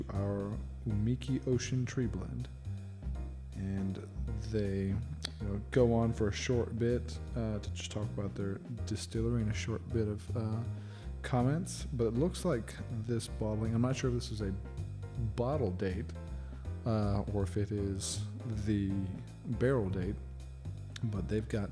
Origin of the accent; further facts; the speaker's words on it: England, United Kingdom; I'm English